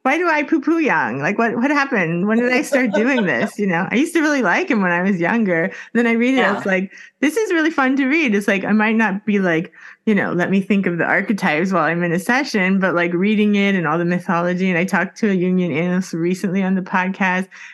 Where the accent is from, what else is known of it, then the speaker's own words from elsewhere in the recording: Miami, Florida, United States; moved away as an adult; now in Sweden; I'm in Miami. So I'm just like, that's my identity. I'm from Miami.